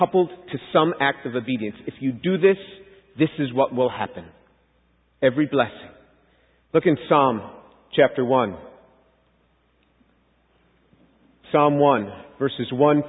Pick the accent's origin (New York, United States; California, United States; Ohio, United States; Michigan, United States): New York, United States; New York City; I was born and raised a Jew in New York City